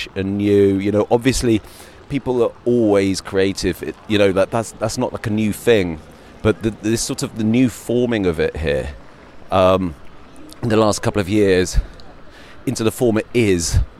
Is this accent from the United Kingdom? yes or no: yes; United Kingdom; also born or lived in Berlin / London; being British